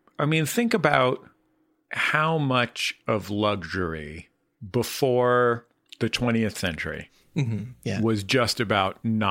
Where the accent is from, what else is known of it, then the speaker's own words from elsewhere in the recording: San Francisco, California, United States; I'm from San Francisco